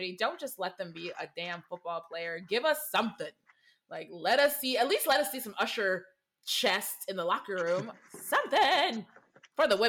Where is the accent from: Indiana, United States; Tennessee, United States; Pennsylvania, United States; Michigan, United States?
Michigan, United States; I'm from Michigan. So we're a hop away from Ohio